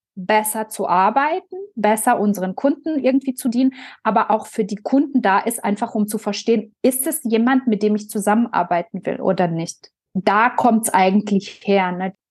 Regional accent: Biberach an der Riß, Baden-Württemberg, Germany; da, wo ich herkomme, aus Biberach

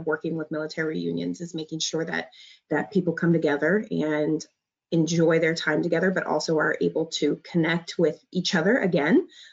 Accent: Omaha, Nebraska, United States; I was born and raised in Omaha

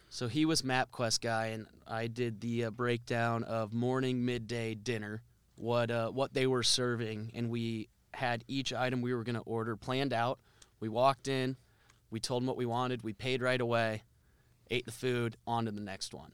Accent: Cedar Rapids, Iowa, United States; I grew up in Cedar Rapids

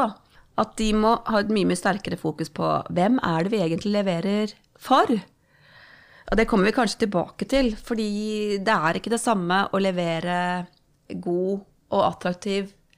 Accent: Romerike, Akershus, Norway; jeg er oppvokst på Romerike. Tjukkeste Romerike

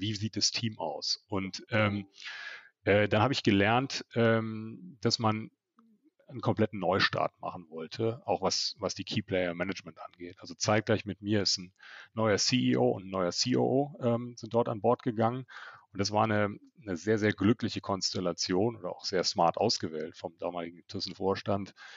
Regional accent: Germany; Wir in Deutschland

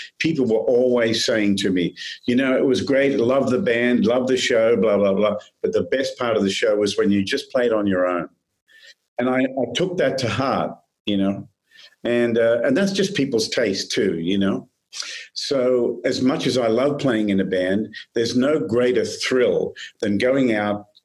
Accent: Australia; also born or lived in Nashville, United States; now in United States; I'm an Aussie, and I'm an American as well

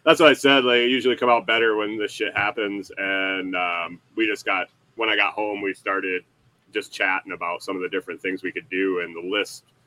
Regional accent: Western New York, United States; now in Minnesota, United States; I grew up in Western New York where it was pretty hilly, like Finger Lakes

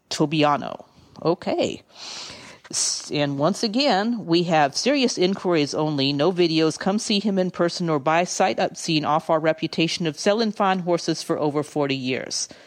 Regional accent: the South, United States; accent: Southern Drift; And I read it in my Southern Drift accent

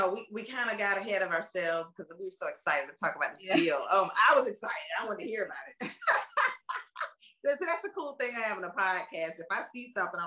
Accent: United States; I'm from Carolina

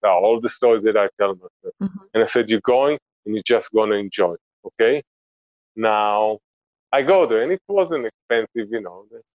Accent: Israel; now in Antigua Guatemala, Guatemala; we grew up in Israel

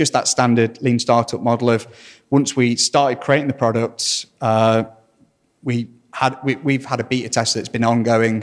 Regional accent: Burton upon Trent, East Midlands, United Kingdom; I'm from Burton near Derby

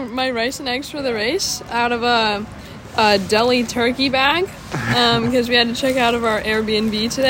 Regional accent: Littleton, Colorado, United States; I'm from Littleton, Colorado.

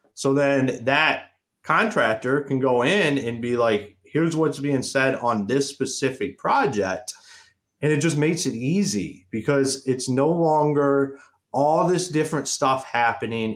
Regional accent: Akron, Ohio, United States; moved away as an adult; now in Michigan, United States; I'm originally from Akron, Ohio. I left. I I left Akron, Ohio

